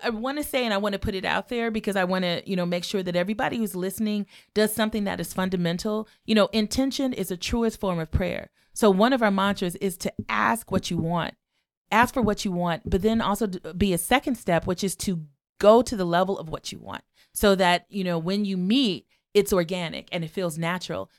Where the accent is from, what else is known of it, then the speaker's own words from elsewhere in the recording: Los Angeles, California, United States; now in Chicago, United States; growing up in Watts, I would say, you know, the Watts Towers were my, was my campus